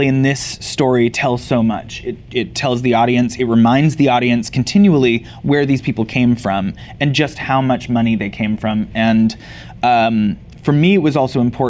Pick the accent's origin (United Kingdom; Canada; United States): Canada; I grew up in Canada